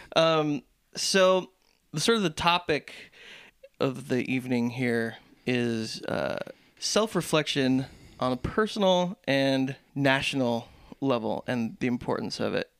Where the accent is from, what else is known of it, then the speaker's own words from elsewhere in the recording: Southern California, United States; growing up in Southern California